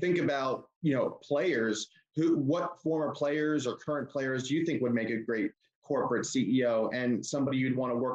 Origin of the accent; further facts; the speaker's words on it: Florida, United States; also born or lived in Tampa, Florida; now in Orlando, United States; growing up in Florida and living in Tampa, and now I live in Orlando.